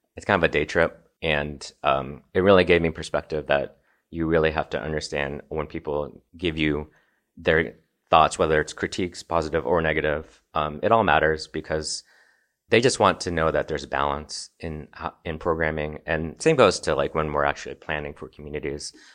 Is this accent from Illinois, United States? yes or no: yes; Nashville, Illinois, United States; moved away as an adult; also born or lived in Chicago, Illinois / Evanston, Illinois; now in Colorado, United States; I grew up in Southern Illinois, just outside of Saint Louis on the east side of the Mississippi. Um, so I lived in rural Illinois. It's about three thousand people in my hometown. Grew up in Nashville, Illinois